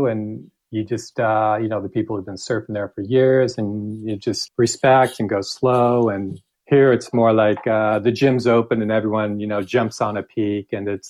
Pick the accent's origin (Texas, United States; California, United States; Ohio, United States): California, United States; Huntington Beach; moved away as an adult; also born or lived in San Francisco / San Luis Obispo; now in France; I grew up in Huntington Beach, moved to San Francisco, fell in love with the surf at Ocean Beach, and spent most of my time there. Finally went to school in San Luis Obispo at Cal Poly